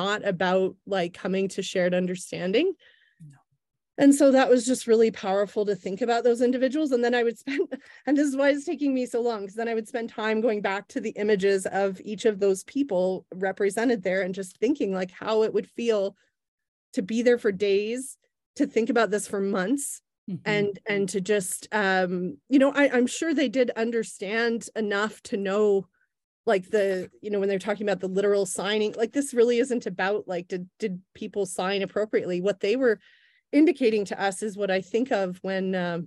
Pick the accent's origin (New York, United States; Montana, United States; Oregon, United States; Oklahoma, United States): Oklahoma, United States; moved away; I was growing up in Oklahoma